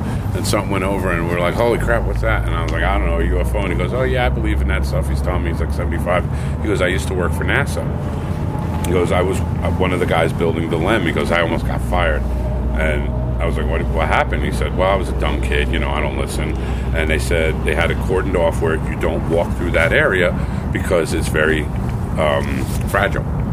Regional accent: New York, United States; I'm from New York

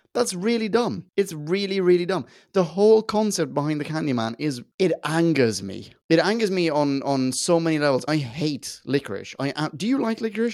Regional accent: Sweden; I grew up in Sweden

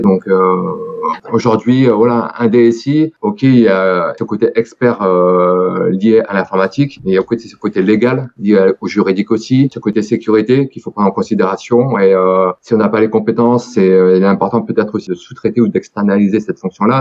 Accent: Périgueux, Nouvelle-Aquitaine, France; j'ai 44 ans, je suis euh, de Périgueux depuis pas mal d'années, à peu près 38 ans

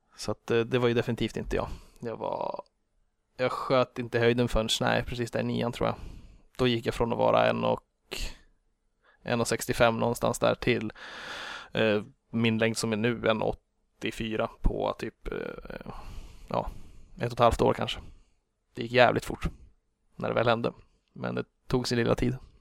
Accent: Grillby, Uppsala County, Sweden; moved away as an adult; also born or lived in Karlstad; now in Stockholm, Sweden; jag växte upp Eh, strax utanför Enköping

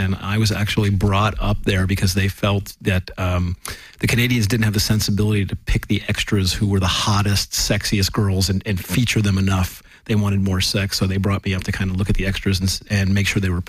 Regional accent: Los Angeles, California, United States; I was from Los Angeles

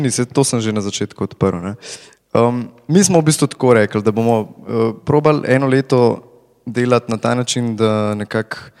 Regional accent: Slovenia

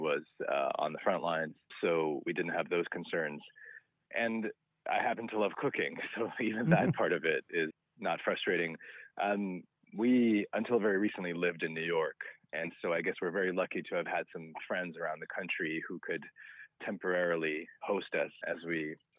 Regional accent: Minsk, Belarus; now in United States; I was born in what was then the Soviet Union. Now it's a independent country called Belarus. I'm from Minsk, which is the capital.

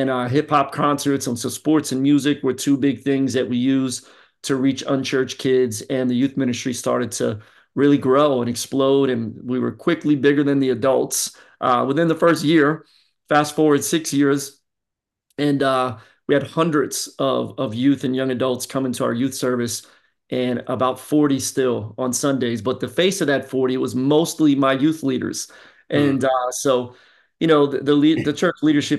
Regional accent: Philadelphia, Pennsylvania, United States; now in Florida, United States; I'm originally from Philly. And so I got that East Coast flavor.

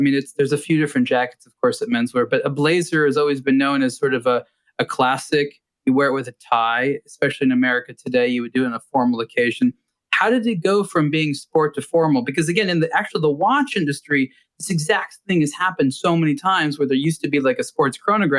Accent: Los Angeles, California, United States; I grew up in Los Angeles.

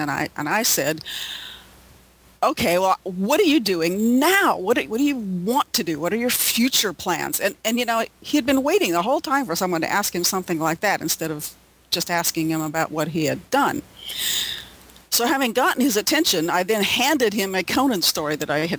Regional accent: Illinois, United States; moved away as an adult; now in Los Angeles, United States; I grew up in Illinois

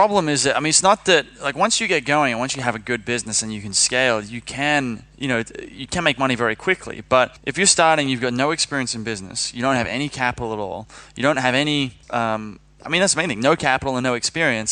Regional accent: Sydney, New South Wales, Australia; moved away; I'm from Sydney, Australia.

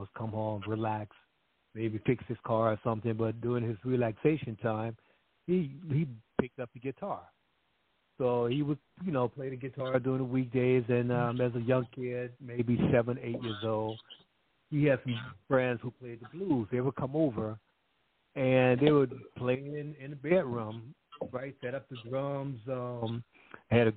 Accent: New Orleans, Louisiana, United States; I'm from New Orleans, Louisiana. I was born in Louisiana.

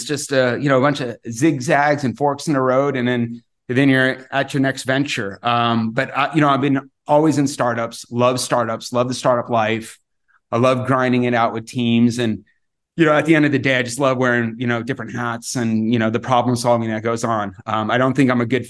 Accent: the Valley, Arizona, United States; also born or lived in Europe; I'm born and raised in the Valley. I'm a little bit of a desert rat here, still live in the Valley

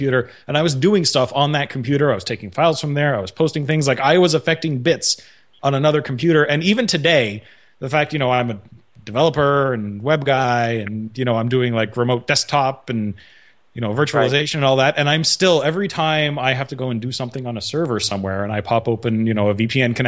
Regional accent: Quebec, Canada; I'm from Quebec

